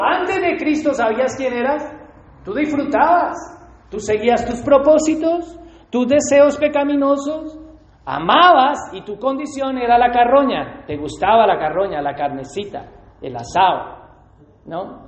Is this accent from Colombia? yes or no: yes; Colombia; me gusta el café como colombiano